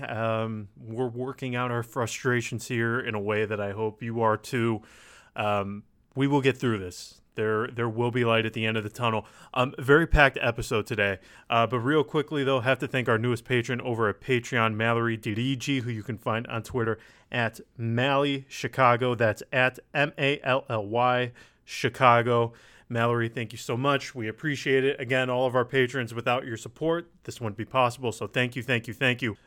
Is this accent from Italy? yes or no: yes; Asiago, Veneto, Italy; I'm from Asiago, nobody ever goes there either